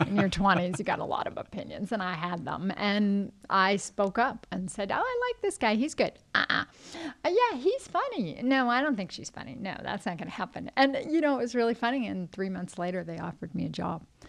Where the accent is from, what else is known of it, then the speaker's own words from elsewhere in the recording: Los Angeles, California, United States; I grew up, I was born and raised in Los Angeles